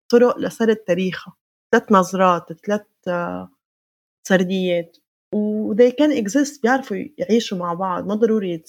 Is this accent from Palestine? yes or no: yes; Palestine; هي الثنائية اللي هي جزء من كيف نحن بنفهم حالنا كفلسطينيين نحن يا حاضرين يا غائبين